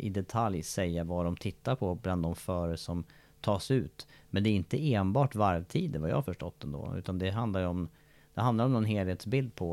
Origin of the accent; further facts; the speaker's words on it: Sweden; Så hinner jag ju inte vänta på att jag ska bli mästare hemma i Sverige på någonting.